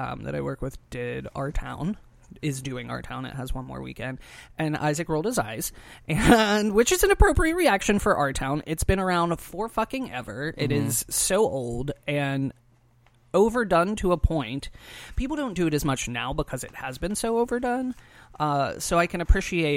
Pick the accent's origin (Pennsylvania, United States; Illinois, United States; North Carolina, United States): Pennsylvania, United States; Pittsburgh; I'm from Pittsburgh